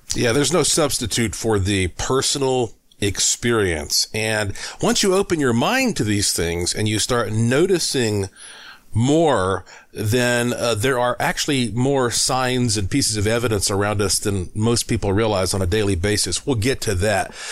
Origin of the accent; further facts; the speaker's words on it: Asheville, North Carolina, United States; moved away as an adult; also born or lived in Puerto Rico; my hometown of Asheville, North Carolina